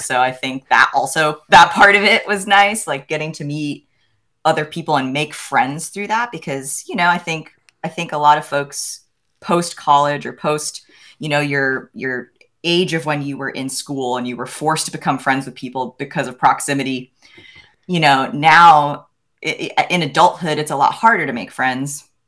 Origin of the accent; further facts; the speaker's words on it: the Poconos, Pennsylvania, United States; I grew up in Pennsylvania in an area called the Poconos